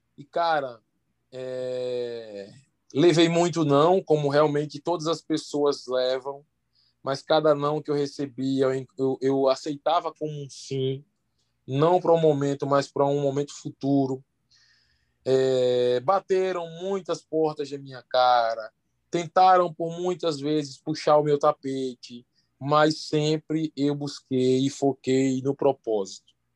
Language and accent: Portuguese; Santa Rita, Paraíba, Brazil; now in Ceará, Brazil; eu sou de Santa Rita, uma cidade lá da Paraíba, que fica próxima a João Pessoa